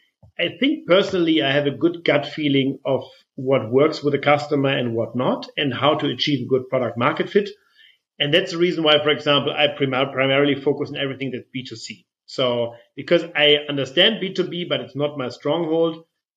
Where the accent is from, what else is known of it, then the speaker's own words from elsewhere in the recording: Flensburg, Schleswig-Holstein, Germany; I come from Flensburg, northern Germany. Flensburger Pilsner is something that I grew up with.